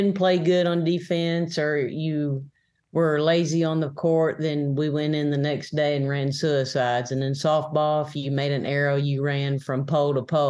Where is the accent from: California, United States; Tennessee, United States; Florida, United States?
Tennessee, United States; McMinnville; born or raised there